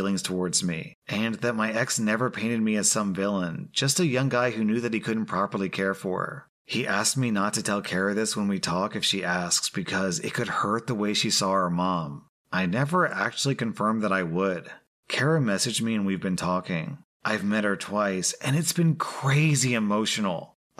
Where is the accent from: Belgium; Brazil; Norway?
Belgium; I told her I'm from Belgium, so I also speak French